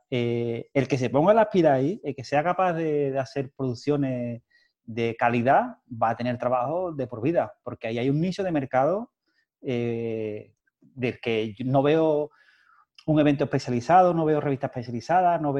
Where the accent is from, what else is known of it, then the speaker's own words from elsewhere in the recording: Cádiz, Andalusia, Spain; nosotros somos de Cádiz